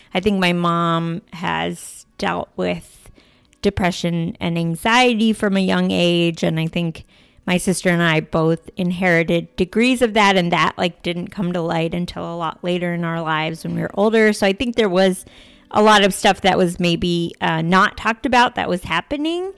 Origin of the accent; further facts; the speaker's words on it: D.C., suburbs of Northern Virginia, United States; I grew up outside Washington, D C, in the suburbs of Northern Virginia